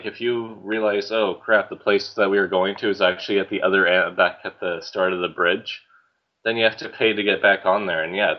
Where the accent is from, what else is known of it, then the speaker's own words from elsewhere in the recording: Abbotsford, British Columbia, Canada; growing up in Abbotsford there initially